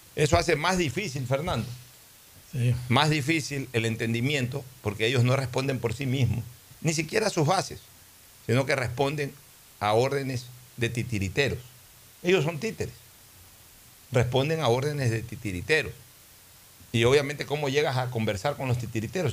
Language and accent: Spanish; Ecuador; soy ecuatoriano